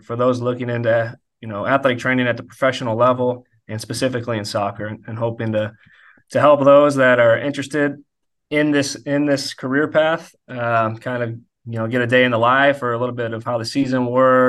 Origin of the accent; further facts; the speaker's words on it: St. Louis, Missouri, United States; moved away as an adult; now in Kansas City, United States; I'm from St. Louis, Missouri